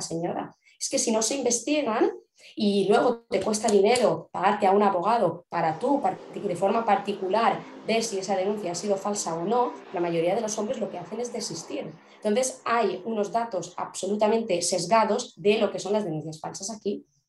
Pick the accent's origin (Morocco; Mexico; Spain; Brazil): Spain; aquí en España vivimos